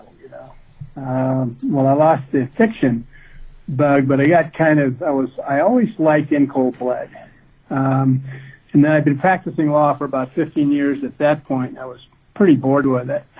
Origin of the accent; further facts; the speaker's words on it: Midwest, United States; I grew up in the Midwest